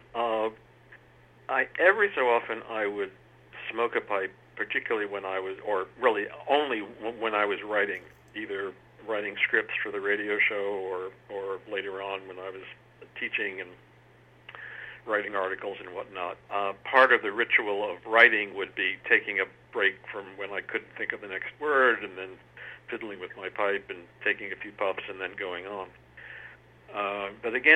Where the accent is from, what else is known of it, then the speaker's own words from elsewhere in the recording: New York City, New York, United States; moved away as an adult; also born or lived in Cambridge, England / Amherst, Massachusetts; I grew up around New York City